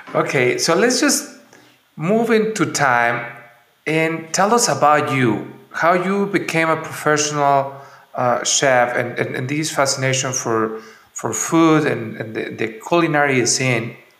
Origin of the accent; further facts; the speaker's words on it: San Miguel de Allende, Guanajuato, Mexico; my hometown, San Miguel de Allende